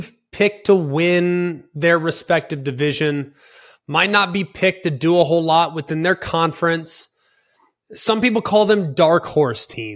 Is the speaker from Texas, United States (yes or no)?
yes; Dallas, Texas, United States; I'm from Dallas-Fort Worth